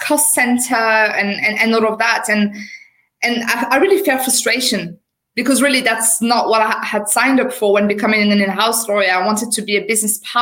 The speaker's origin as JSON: {"language": "English", "country": "France", "accent": "French", "second_language": "English", "moved": "as an adult", "lives_now": "United Kingdom", "said": "I qualified as a lawyer in France. Obviously, you will have noticed with my accent. So I'm a French qualified lawyer"}